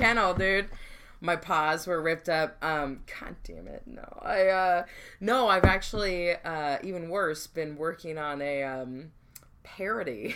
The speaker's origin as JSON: {"language": "English", "town": "Long Beach", "region": "California", "country": "United States", "also_born_or_lived": "Orange County", "said": "I'm from Long Beach"}